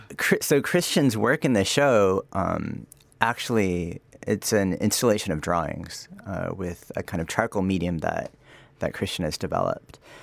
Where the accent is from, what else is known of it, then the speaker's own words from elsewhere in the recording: Sacramento, California, United States; moved away; also born or lived in United Arab Emirates; I am from Sacramento, California, so, um, I guess, a kid from the suburbs